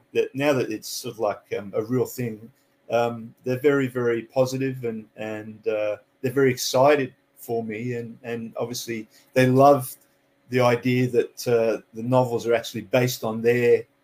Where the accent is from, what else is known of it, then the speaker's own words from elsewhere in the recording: Canada; moved away as an adult; also born or lived in England; now in Sydney, Australia; I actually live in Sydney, Australia at the moment. I was born in England, and then when I was about 10, moved to Canada, lived there for 10 years, went to high school there, and then moved here when I was about 18.